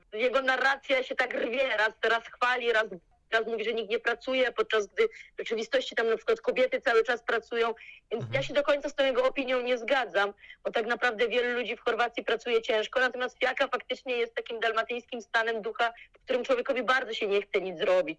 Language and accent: Polish; Poland; moved away as an adult; also born or lived in Zagreb, Croatia; jestem z Polski